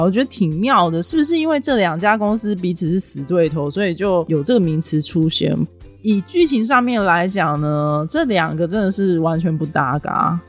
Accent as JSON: {"language": "Chinese", "country": "Taiwan", "said": "我真的很不想留在台湾"}